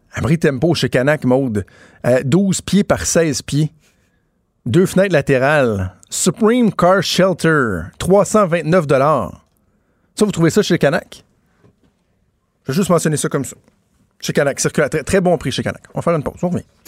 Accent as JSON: {"language": "French", "town": "Quebec City", "region": "Quebec", "country": "Canada", "said": "je viens de Québec"}